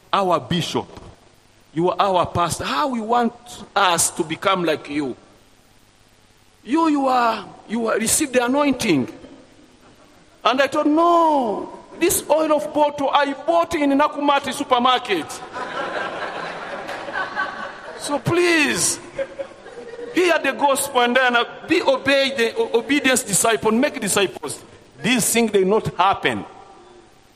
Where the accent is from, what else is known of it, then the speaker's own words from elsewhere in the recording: Burundi; English is a second language; moved away as an adult; now in Rwanda; I was born in Burundi because of the history and the refugee camp there. So I come back in Rwanda after genocide 1994